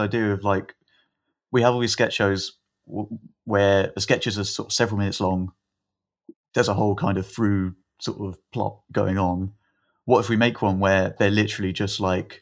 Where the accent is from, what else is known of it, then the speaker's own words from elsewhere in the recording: Esher, South East England, United Kingdom; where I grew up in Esher.